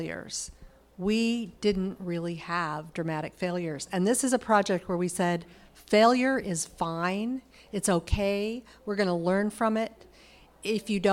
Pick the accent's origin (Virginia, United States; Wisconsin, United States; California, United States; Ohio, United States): California, United States; I'm from California